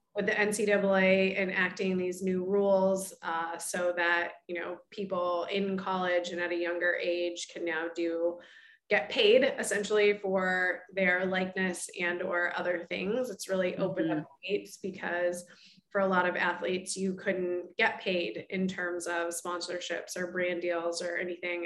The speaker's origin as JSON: {"language": "English", "region": "Oregon", "country": "United States", "moved": "as an adult", "lives_now": "Chicago, United States", "said": "I'm originally from Oregon and grew up as an athlete myself"}